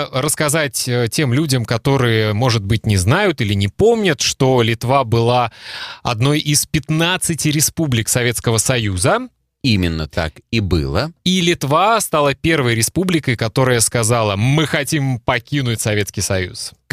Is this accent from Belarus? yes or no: yes; Belarus; мы с тобой русскоговорящие, но я по национальности белорус. У меня в свидетельстве о рождении написано, что я белорус.